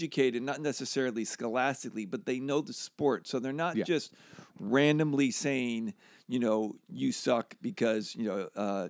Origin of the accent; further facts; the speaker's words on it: Pennsylvania, United States; Outside of Philly.